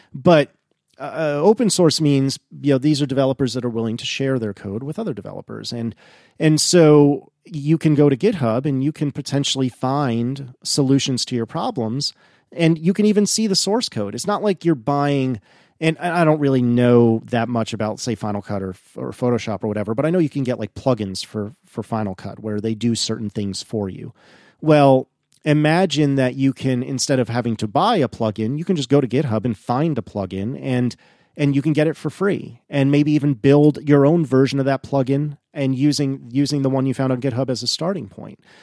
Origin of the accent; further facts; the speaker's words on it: East Coast, United States; a snooty East Coast American like me.